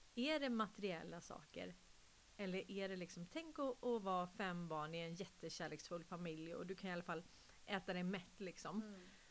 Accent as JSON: {"language": "Swedish", "country": "Sweden", "tie": "born or raised there", "said": "nu är jag ju adopterad från Sverige"}